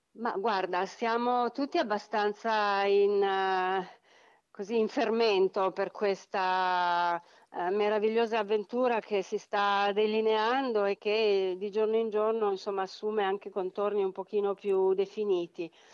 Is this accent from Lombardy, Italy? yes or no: yes; Milan, Lombardy, Italy; da milanesi